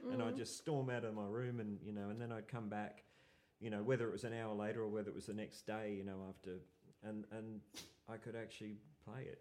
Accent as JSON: {"language": "English", "town": "Brisbane", "region": "Queensland", "country": "Australia", "moved": "as an adult", "lives_now": "Melbourne, Australia", "said": "Brisbane. {S0} Okay. {S2} And I I moved down here because you know I just thought I just saw I was in bands in, a uh, band in Brisbane and you know it was it was kind of hard to leave"}